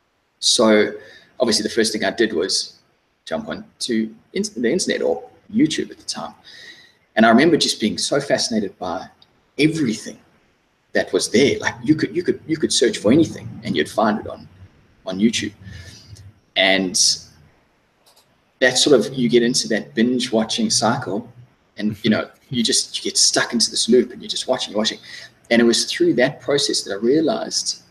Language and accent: English; South Africa; moved away as an adult; also born or lived in London; now in Australia; I'm originally from South Africa. I lived in South Africa until I was about 24.